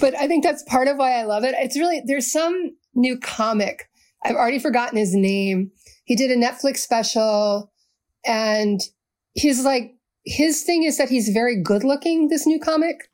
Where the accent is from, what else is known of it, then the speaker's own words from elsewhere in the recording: Baltimore, Maryland, United States; also born or lived in New Orleans / Texas; I'm a crime novelist who grew up in Baltimore